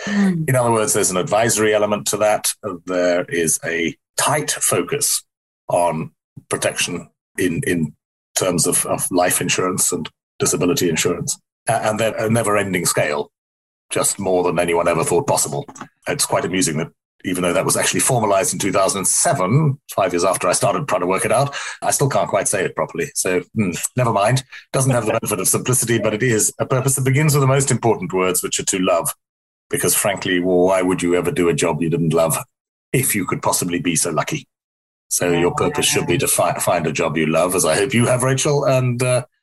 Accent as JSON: {"language": "English", "country": "South Africa", "tie": "born or raised there", "moved": "as an adult", "said": "I'm not South African anymore. I left there when I was 20. And that was in the apartheid era when South Africa was a place where evil predominated, I think you'd have to say. So I went to school there"}